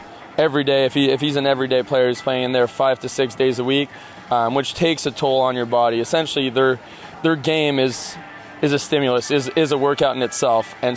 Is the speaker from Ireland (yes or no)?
no; Ottawa, Ontario, Canada; moved away as an adult; now in Omaha, United States; in my hometown in Ottawa, we had a minor league team of the Expos